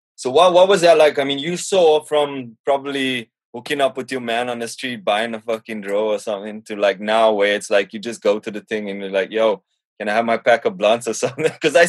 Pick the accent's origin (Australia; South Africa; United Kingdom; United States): South Africa; But people who know me will know that I'm South African.